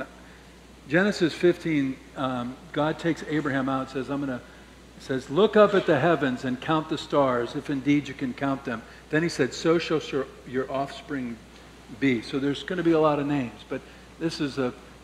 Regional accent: St. Louis, Missouri, United States; When I grew up in St. Louis

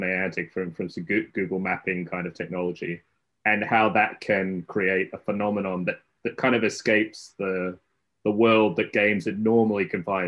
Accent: Australia; moved away as an adult; now in Cambridge, United Kingdom; I'm originally Australian and grew up there

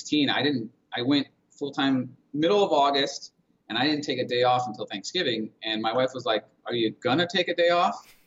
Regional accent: Detroit, Michigan, United States; moved away as an adult; I'm originally, and my wife as well, we're originally from the Metro Detroit area

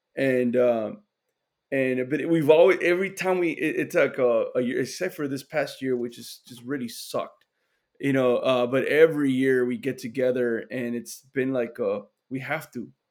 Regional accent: Laredo, Texas, United States; me and George, we're from Laredo

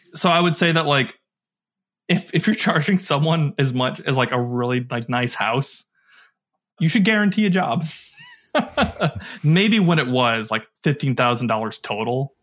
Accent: Michigan, United States; also born or lived in Detroit / Kalamazoo; I grew up in Michigan, Detroit, Kalamazoo, or kinda like the main two spots that I did most of my growing up

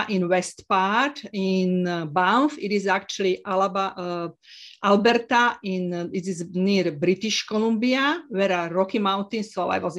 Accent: Slovakia; English is a second language; moved away; also born or lived in Isle of Man; I'm from Slovakia

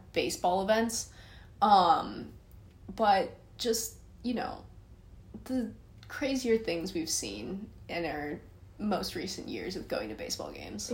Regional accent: San Francisco, California, United States; I'm from San Francisco.

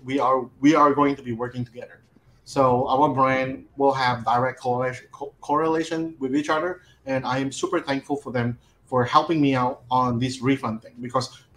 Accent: Malaysia; I'm from Malaysia.

